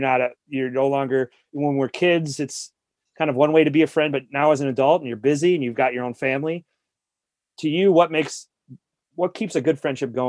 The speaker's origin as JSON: {"language": "English", "town": "Allen Park", "region": "Michigan", "country": "United States", "tie": "born or raised there"}